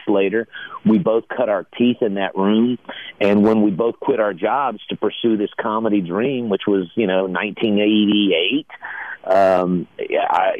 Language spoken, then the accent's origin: English; Hurst, Texas, United States; also born or lived in Acapulco, Mexico; I was born in Acapulco, Mexico. And I grew up in Hearst, Texas, which is the mid-cities of Dallas-Fort Worth, which is why I sound like this